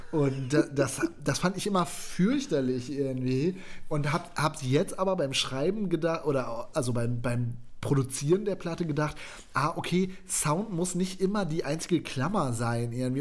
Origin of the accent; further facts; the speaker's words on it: West Germany, Germany; Ich bin Westdeutscher.